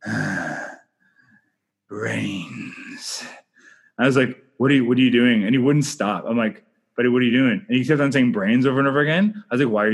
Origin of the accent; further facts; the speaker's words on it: Canada; I'm Canadian filmmaker